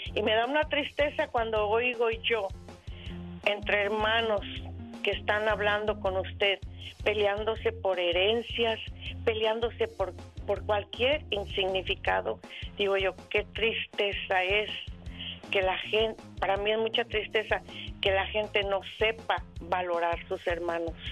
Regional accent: La Barca, Jalisco, Mexico; moved away as an adult; now in Wisconsin, United States; De la Barca, Jalisco

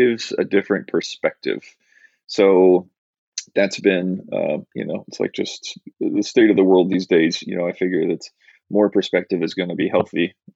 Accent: central Illinois, United States; moved away as an adult; I grew up in central Illinois.

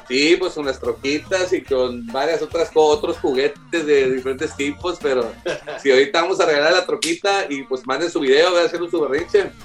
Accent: Houston, Texas, United States; somos de Houston

